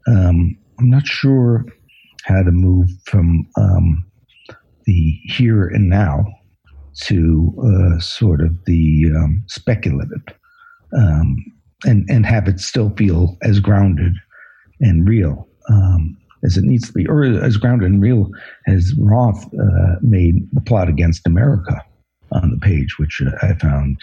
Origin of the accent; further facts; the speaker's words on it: New York City, New York, United States; growing up in New York City and being a writer